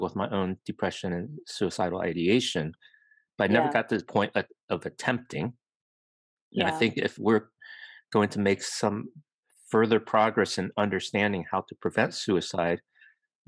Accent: Virginia, United States; moved away as an adult; now in California, United States; I grew up in the East Coast in Virginia

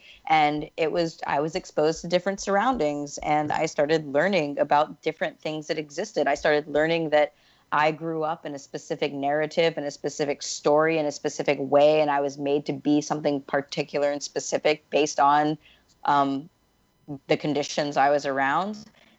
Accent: the South, United States; accent: Southern; I, for example, when I was 16, I got rid of my Southern accent. Like, I used to, like, my whole family speaks a lot more like traditional Southerners.

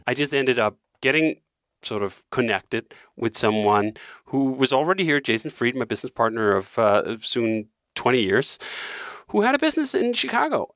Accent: Denmark; moved away as an adult; now in Malibu, United States; growing up in Denmark

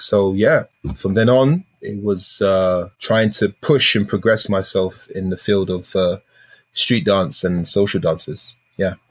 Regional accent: London, United Kingdom; I'm from South London.

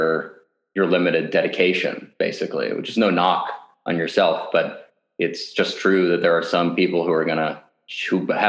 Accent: Portland, Oregon, United States; I grew up in Portland, Oregon

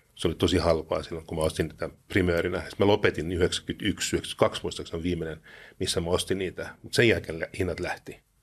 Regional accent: Luxembourg; now in Finland; mä kasvoin Luxemburgissa

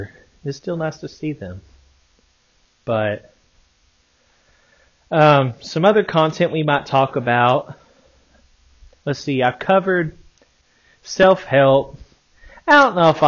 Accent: Arkansas, United States; I'm from Arkansas

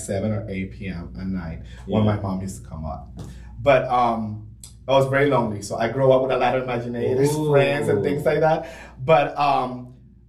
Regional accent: Florida, Puerto Rico; now in United States; I come from Florida, Puerto Rico

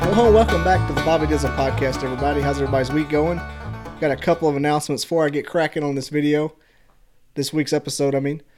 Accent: Scottsboro, Alabama, United States; also born or lived in Pikeville, Alabama; now in Huntsville, United States; I'm, right now I live in Huntsville, but I'm from Scottsboro

